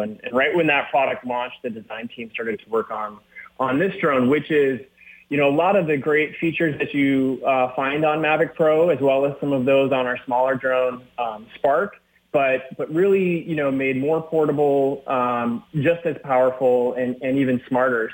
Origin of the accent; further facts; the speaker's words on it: Minnesota, United States; I grew up in Minnesota